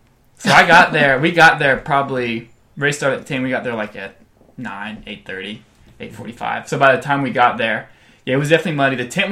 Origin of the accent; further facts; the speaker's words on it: Texas, United States; a lot of nervous energy and a lot of like, I'm from Texas.